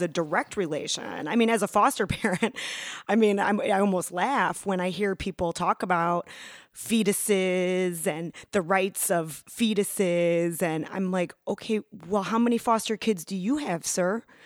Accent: Chicago, Illinois, United States; I was raised in the Chicago public schools

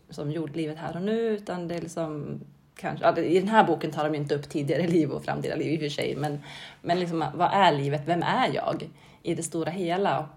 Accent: Mohed, Gävleborg County, Sweden; moved away as an adult; also born or lived in Norway / Stockholm; now in Bollnäs, Sweden; jag växte upp i Mohed, en liten

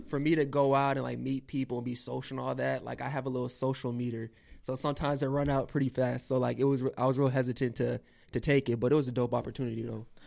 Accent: West Palm Beach, Florida, United States; also born or lived in Chicago; I was born in Chicago, and then we moved to West Palm Beach when I was four years old. So I just always say I'm a West Palm, South Florida boy

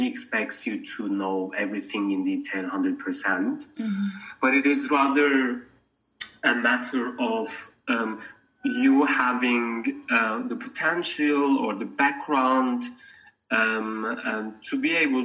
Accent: Turkey; moved away as an adult; also born or lived in London, United Kingdom; now in Geneva, Switzerland; I am from Turkey, and I studied my degrees, my first degrees in Turkey

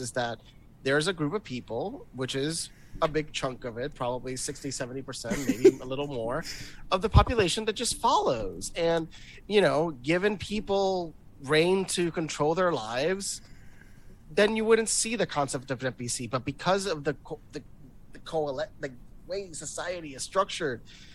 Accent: Puerto Rico; I'm from Puerto Rico, which we are an actual freaking colony.

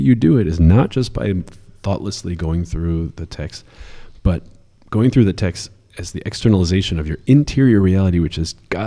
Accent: New York, United States; growing up in New York

